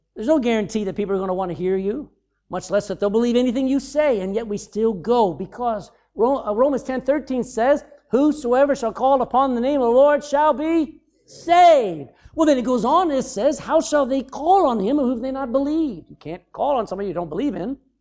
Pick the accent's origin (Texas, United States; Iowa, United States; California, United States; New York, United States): Texas, United States; I'm from Texas